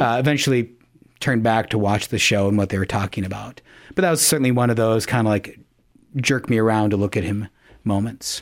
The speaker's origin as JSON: {"language": "English", "town": "Yankton", "region": "South Dakota", "country": "United States", "tie": "born or raised there", "lives_now": "Sioux Falls, United States", "said": "I'm originally from Yankton, South Dakota, uh, was raised there."}